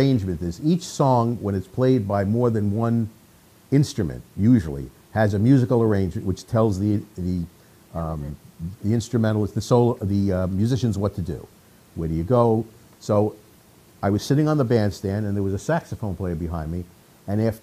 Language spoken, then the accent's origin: English; New York, United States; I'm from New York, and worked around the tri-state area in New York.